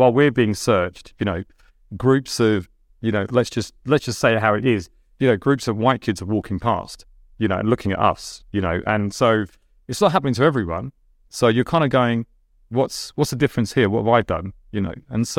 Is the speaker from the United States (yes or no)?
no; Delhi, India; English is a second language; Yeah, well, I couldn't speak English. You know, I could speak 4 Indian dialects. You know, I couldn't speak English. We moved from quite a large house, you know, in the suburbs of Delhi to one bedroom.